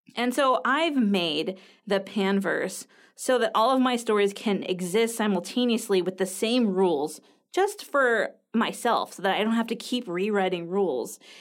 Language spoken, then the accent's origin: English; United States; I'm from the United States